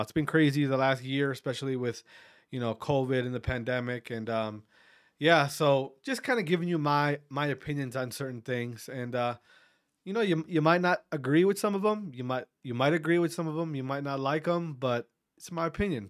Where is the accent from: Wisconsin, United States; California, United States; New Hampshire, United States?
Wisconsin, United States; Wautoma; also born or lived in Berlin, Wisconsin; growing up in Wisconsin in, in a, in a, I'm from a small town called Watoma